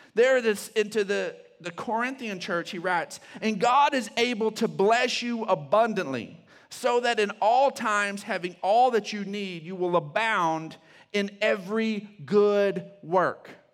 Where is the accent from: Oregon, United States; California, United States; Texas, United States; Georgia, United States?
Texas, United States; Odessa; I grew up in Odessa